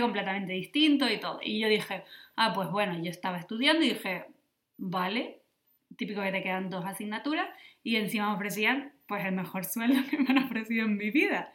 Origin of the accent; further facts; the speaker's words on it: Lanzarote, Canary Islands, Spain; now in Berlin, Germany; soy de Lanzarote y, espero poder volver algún día a Lanzarote